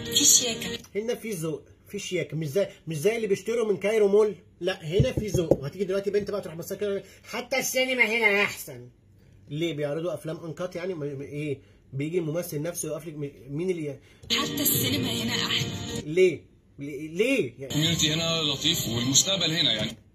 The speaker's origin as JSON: {"language": "Arabic", "country": "Egypt", "said": "إحنا مصريين برضو"}